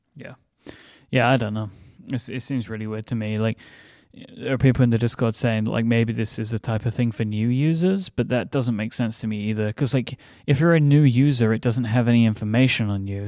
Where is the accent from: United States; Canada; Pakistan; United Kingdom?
United Kingdom; as a British person